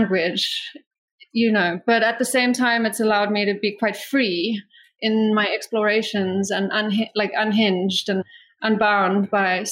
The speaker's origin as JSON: {"language": "English", "country": "South Africa", "tie": "born or raised there", "said": "I grew up in South Africa"}